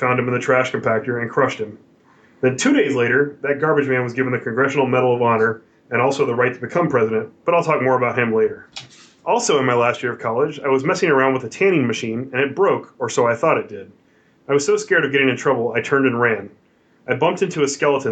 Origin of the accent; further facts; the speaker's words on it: Oklahoma, United States; now in Houston, United States; I'm from Oklahoma, which is not too drastically different from Texas